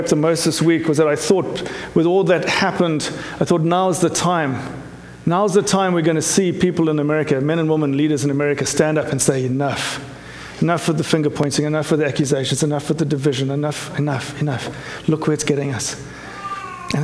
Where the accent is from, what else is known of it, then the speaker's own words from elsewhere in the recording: South Africa; moved away; my growing up in South Africa